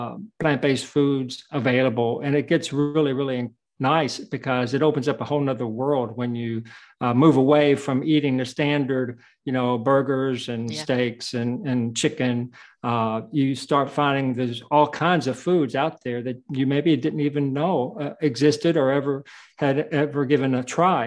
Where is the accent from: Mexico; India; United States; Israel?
United States; I was born in the United States